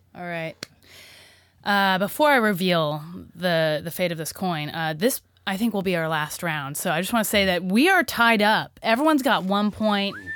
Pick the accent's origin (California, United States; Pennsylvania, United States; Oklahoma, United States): Oklahoma, United States; I'm from Oklahoma